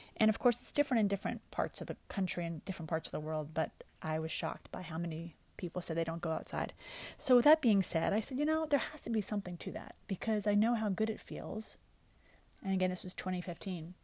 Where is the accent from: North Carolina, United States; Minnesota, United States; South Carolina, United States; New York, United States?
New York, United States; also born or lived in Westchester, New York; I grew up in New York, and we would go upstate